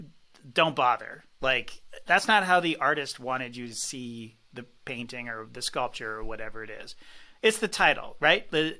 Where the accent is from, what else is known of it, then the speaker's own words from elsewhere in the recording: Toronto, Ontario, Canada; also born or lived in London; I do not speak French. I'm from Toronto.